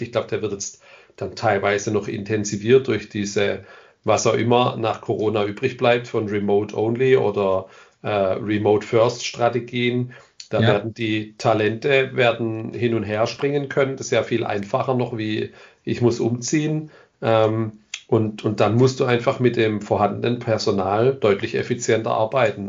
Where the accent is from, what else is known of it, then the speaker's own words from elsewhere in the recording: Ländle, Baden-Württemberg, Germany; ich komme aus dem Ländle. Ich hoffe, das hört man nicht am Ende zu arg.